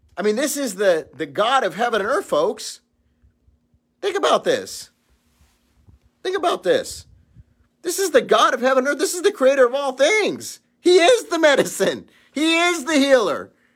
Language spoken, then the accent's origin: English; Los Angeles, California, United States; I grew up in Los Angeles